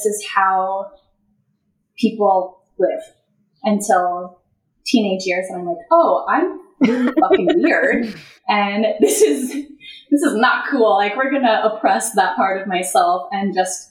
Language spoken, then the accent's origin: English; Colorado Springs, Colorado, United States; I was born in Colorado Springs, Colorado, and my soul chose to be open, adopted person